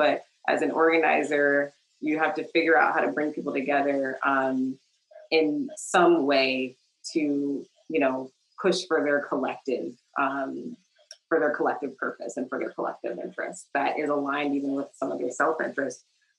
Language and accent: English; Kentucky, United States; I grew up in Kentucky, although I was not born there. My father was actually in the military, so I moved around a little bit, but my mother's family is originally from Kentucky